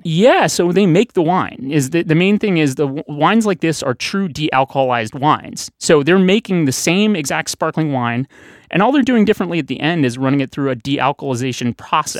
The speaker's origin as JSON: {"language": "English", "town": "St. Louis", "region": "Missouri", "country": "United States", "tie": "born or raised there", "moved": "yes", "lives_now": "Boston, United States", "said": "I grew up in Saint Louis"}